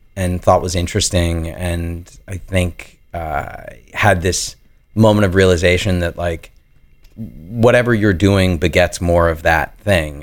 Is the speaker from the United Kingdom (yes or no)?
no; New York, United States; growing up in New York and then going to school there